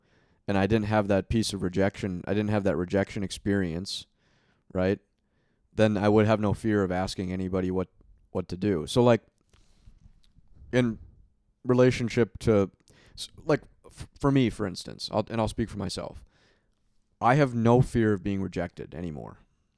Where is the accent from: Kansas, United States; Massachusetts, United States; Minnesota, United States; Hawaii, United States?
Minnesota, United States; I grew up playing hockey in Minnesota, right?